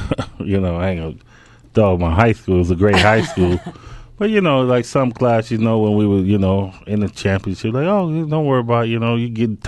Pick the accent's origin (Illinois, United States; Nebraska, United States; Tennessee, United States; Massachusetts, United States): Illinois, United States; Robbins; I mean, it was like, you know, we grew up in Robbins, Illinois.